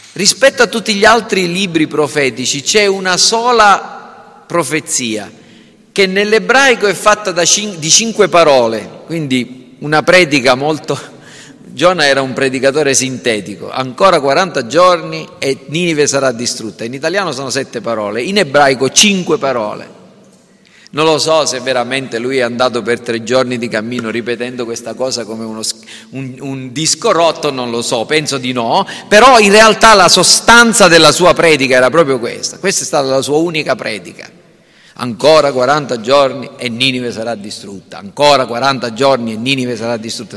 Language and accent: Italian; Sicily, Italy; siamo siciliani perché siamo nati in Sicilia